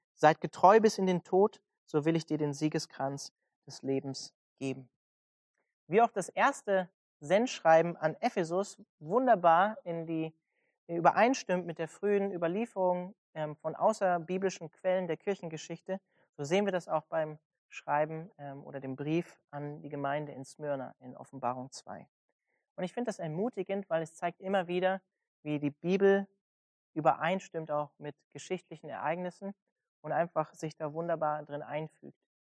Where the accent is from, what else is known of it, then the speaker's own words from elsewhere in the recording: Germany; als Deutsche